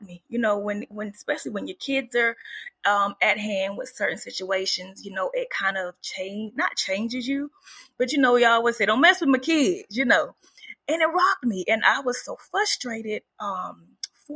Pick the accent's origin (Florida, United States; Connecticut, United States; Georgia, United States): Georgia, United States; Woodbine; I grew up in the big town, small town of Camden County, Georgia, and the town is Woodbine. So it is in South Georgia